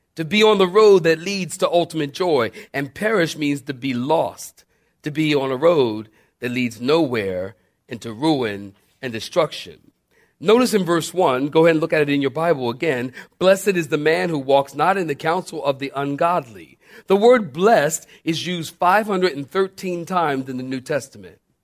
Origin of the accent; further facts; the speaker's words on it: Philadelphia, Pennsylvania, United States; I'm from Philly. We used to dig the tar out of the street